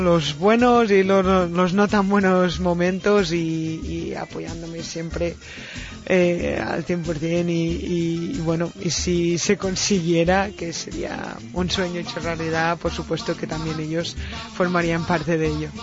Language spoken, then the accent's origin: Spanish; Binissalem, Balearic Islands, Spain; cuando tenía siete años sí que empecé en el club de fútbol en, en Vinisalem, en mi pueblo